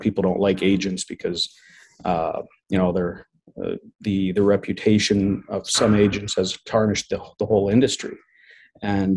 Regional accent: Manitoba, Canada; also born or lived in Mexico; we moved back and forth a few times when I was a young child until I was 9 is when we settled in Manitoba permanently

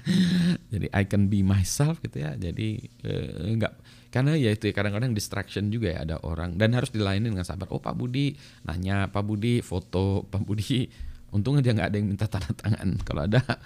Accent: Bandung, West Java, Indonesia; moved away as an adult; also born or lived in Canada; saya besar di Bandung

